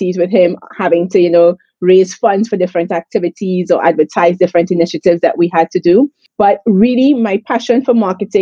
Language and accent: English; St. Joseph, Trinidad & Tobago; moved away as an adult; also born or lived in Jamaica; now in Israel; I'm from St. Joseph, you know, that town right next to Kirap. I've lived there most of my life